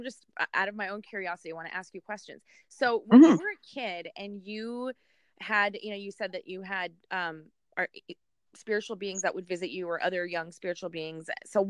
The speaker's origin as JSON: {"language": "English", "country": "Afghanistan", "moved": "yes", "said": "I'm originally from Afghanistan, and our family, or our culture, people are Muslim. And I don't practice any religion."}